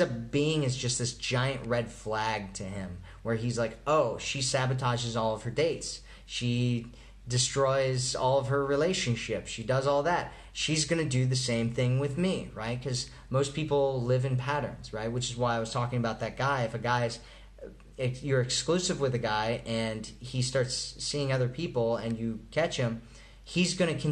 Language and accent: English; Colorado, United States; I'm from Colorado